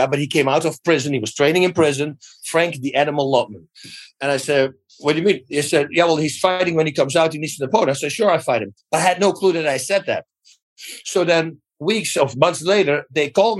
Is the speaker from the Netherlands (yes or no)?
yes; Netherlands; English is a second language; moved away as an adult; now in United States; I'm freaking in America right now. I'm from Holland. I moved here like in 97.